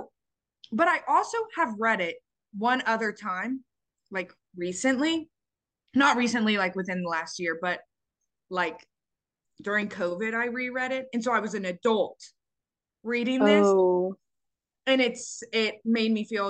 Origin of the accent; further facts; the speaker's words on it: Texas, United States; we are from Texas